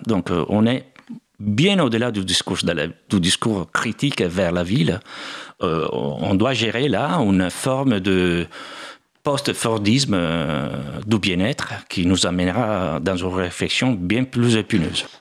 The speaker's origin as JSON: {"language": "French", "town": "Bergamo", "region": "Lombardy", "country": "Italy", "tie": "born or raised there", "also_born_or_lived": "United States / Germany / England / India", "second_language": "French", "moved": "as an adult", "lives_now": "Paris, France", "said": "Bergamo, c'est aussi ma ville natale"}